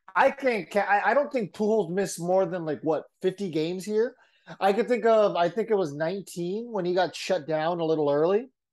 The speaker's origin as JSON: {"language": "English", "town": "San Diego", "region": "California", "country": "United States", "said": "I'm from San Diego"}